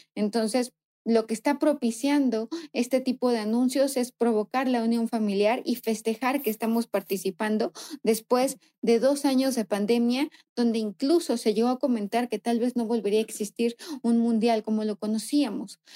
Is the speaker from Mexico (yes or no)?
yes; Mexico